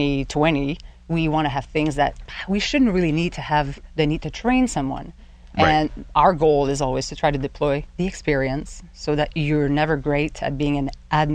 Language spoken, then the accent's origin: English; Quebec, Canada; moved away as an adult; now in Pittsburgh, United States; I'm originally from Canada, French-Canadian, and the first couple of words that I said when I stepped foot in Pittsburgh is, feels like Quebec. It feels like home, strangely.